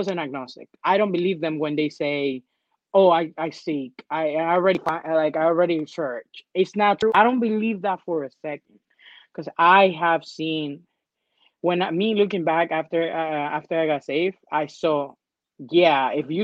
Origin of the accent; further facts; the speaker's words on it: Dominican Republic; now in United States; I grew up in the Dominican Republic.